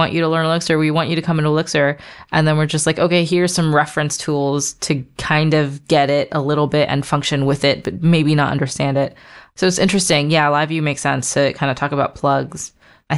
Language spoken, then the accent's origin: English; United States; also born or lived in Baltimore; I am American, but I'm also Burmese